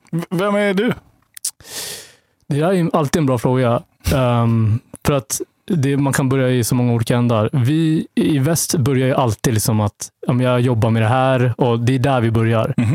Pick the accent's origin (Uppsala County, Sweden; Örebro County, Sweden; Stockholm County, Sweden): Stockholm County, Sweden; Vallentuna; jag växte upp i Vallentuna, norr om mm. Stockholm. Mm som är eh, liksom lite av ett bondesamhälle. Och eh, ja, det har präglat liksom min känsla av tillhörighet lite grann tror jag. Var den enda mörkhyade